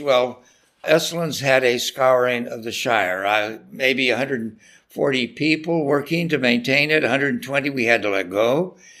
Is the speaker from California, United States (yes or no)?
yes; Salinas, California, United States; where I grew up in Salinas, California, you know, it's a tough town of growers and a big rodeo there.